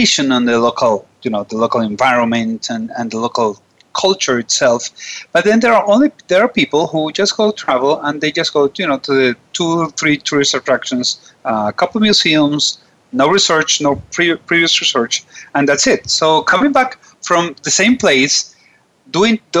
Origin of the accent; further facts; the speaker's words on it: Venezuela; I'm from Venezuela